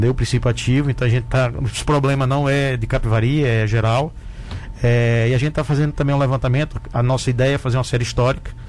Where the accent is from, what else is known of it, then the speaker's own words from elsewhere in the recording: Mossoró, Rio Grande do Norte, Brazil; moved away as an adult; now in Tubarão, Brazil; E então eu nasci lá. Aí logo pequeno, assim, com seis anos, a gente foi morar em Mossoró. Então cresci em Mossoró e saí para fazer medicina.